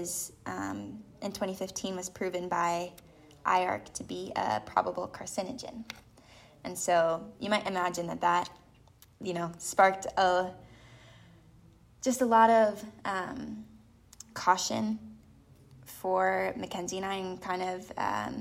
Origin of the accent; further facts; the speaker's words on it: Illinois, United States; moved away; I grew up in Illinois knowing, you know, monoculture, knowing crop duster plains